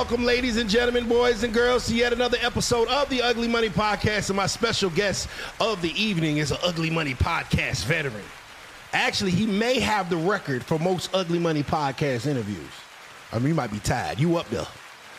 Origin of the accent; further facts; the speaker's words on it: Virginia, United States; now in Augusta, United States; I'm from Virginia, but when I moved to Augusta, I'm from Virginia. I moved to Augusta, Georgia.